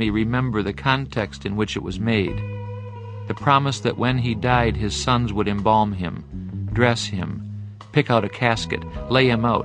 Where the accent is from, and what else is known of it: Michigan, United States